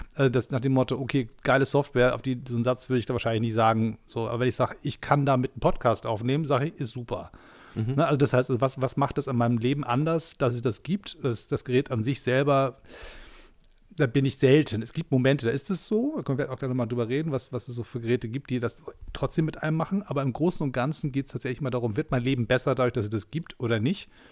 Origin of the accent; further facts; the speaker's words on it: Germany; als Deutscher